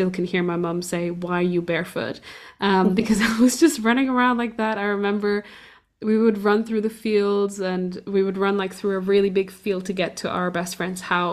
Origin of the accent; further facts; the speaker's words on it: Portugal; I grew up in Portugal